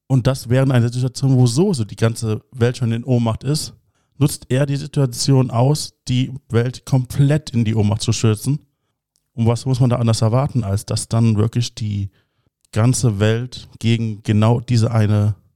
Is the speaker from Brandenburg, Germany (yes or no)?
no; Cologne, North Rhine-Westphalia, Germany; Es geht meistens so um Regionalität. Ich meine, mhm. ich bin Kölner